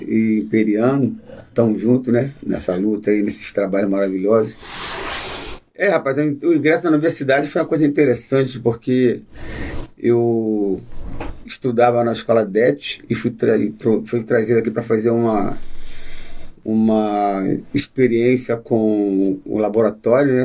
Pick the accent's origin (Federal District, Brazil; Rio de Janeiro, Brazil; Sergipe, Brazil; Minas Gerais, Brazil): Rio de Janeiro, Brazil; Alto da Boa Vista é minha terra, né? É minha terrinha lá do Alto da Boa Vista, na época a gente andava descalço